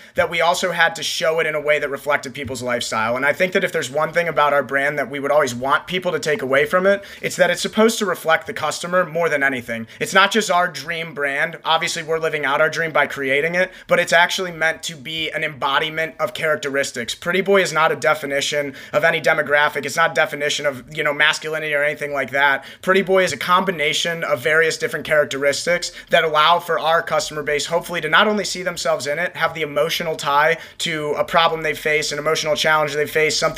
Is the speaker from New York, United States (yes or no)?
no; Ohio, United States; we're from Ohio